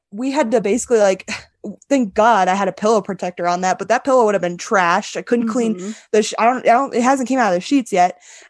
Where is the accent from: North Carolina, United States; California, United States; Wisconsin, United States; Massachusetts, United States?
Wisconsin, United States; I thought Santa Fe was breathtaking because I'm from Wisconsin. I've never seen mountains before. All I see is literally mountains of cornfields. And then I moved to North Texas and it's just flat as flat can be.